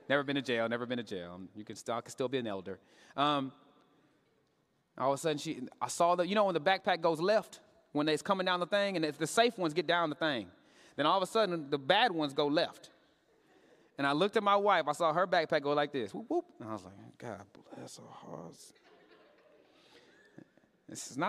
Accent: Katy, Texas, United States; I grew up in Katy, Texas

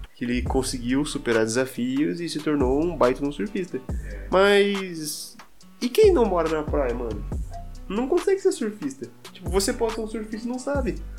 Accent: Brazil; accent: interior; eu tenho sotaque ainda de, de interior

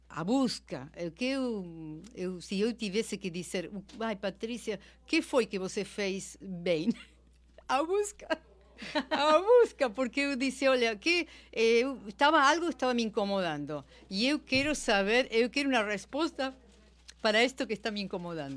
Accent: Argentina; Portuguese is a second language; moved away as an adult; now in Brazil; eu sou argentina, mas eu sou brasileira naturalizada, moro aqui há 20 anos.

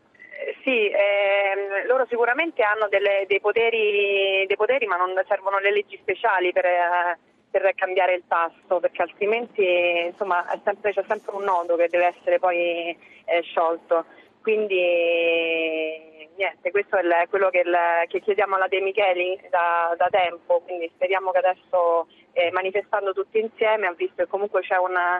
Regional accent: Turin, Piedmont, Italy; io sono di Torino

